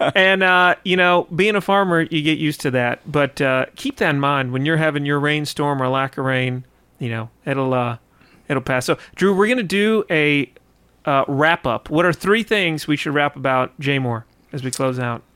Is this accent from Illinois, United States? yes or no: no; White County, Georgia, United States; I grew up in White County